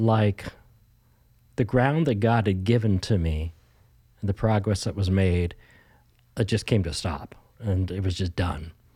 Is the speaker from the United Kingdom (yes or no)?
no; Ontario, Canada; moved away as an adult; also born or lived in Alberta / Saskatchewan; now in British Columbia, Canada; Born and raised in Ontario and started to, uh, move west.